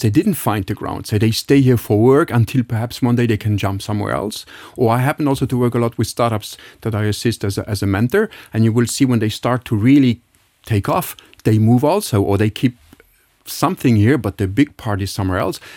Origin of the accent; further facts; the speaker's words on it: Luxembourg; moved away; I label myself being really a Luxembourg, I mean, I, I grew up in Bel Air, just nearby